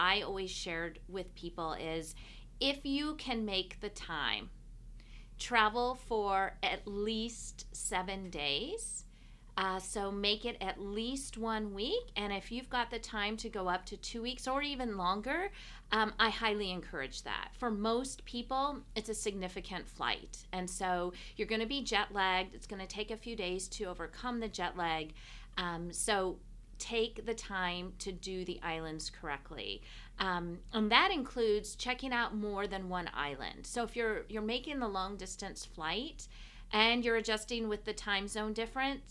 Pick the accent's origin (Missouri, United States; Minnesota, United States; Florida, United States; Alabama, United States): Missouri, United States; St. Louis; also born or lived in Maui, Hawaii; now in Orlando, United States; my roots take me back to the Midwest, where I grew up in St. Louis, Missouri.